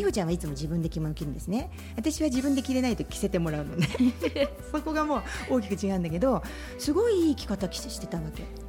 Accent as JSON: {"language": "Japanese", "region": "Hiroshima", "country": "Japan", "tie": "born or raised there", "said": "私は広島の出身なんだけど、うん、地元がお琴のうん、あの生産するところだったの"}